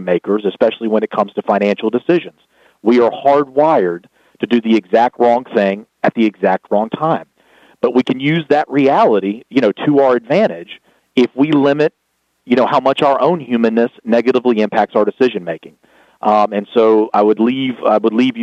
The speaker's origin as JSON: {"language": "English", "region": "the South", "country": "United States", "accent": "Southern", "said": "my Southern accent"}